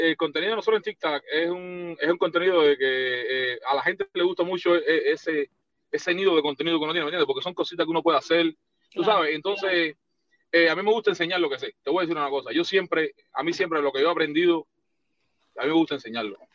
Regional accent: Cuba; moved away; Eso me pasó cuando vine de Cuba.

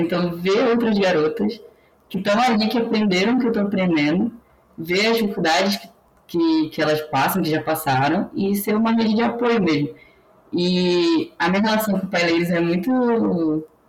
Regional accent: Belém, Pará, Brazil; moved away; also born or lived in São Carlos; eu sou do Pará, sou paraense, sou de Belém

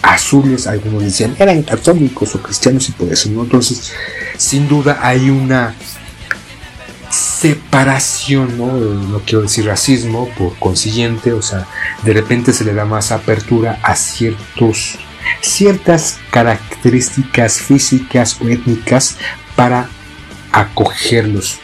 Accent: Mexico

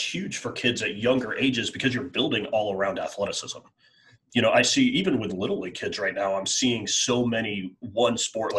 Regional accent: Northeast, United States; I'm from the Northeast or Mid-Atlantic, you know, we all played three sports.

